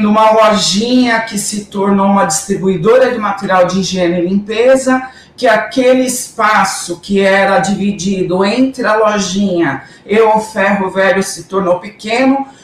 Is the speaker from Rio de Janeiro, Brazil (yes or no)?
no; Guarulhos, São Paulo, Brazil; por algo que eu nunca tinha feito por Guarulhos, minha cidade natal.